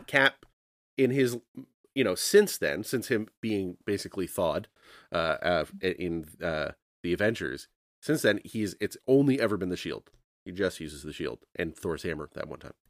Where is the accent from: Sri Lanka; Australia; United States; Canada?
Canada; I'm a Canadian.